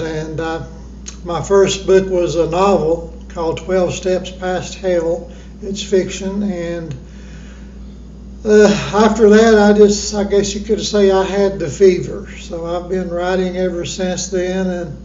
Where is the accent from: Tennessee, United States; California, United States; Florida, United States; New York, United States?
Tennessee, United States; Johnson City; also born or lived in Kingsport, Tennessee; I was born in Kingsport, Tennessee, raised right here in Johnson City, Tennessee